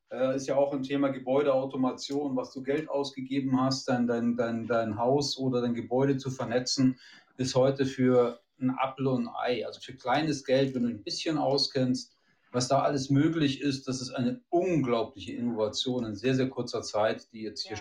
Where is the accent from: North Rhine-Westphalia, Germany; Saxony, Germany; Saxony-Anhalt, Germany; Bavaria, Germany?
Bavaria, Germany; sorry, aber ich komme aus Bayern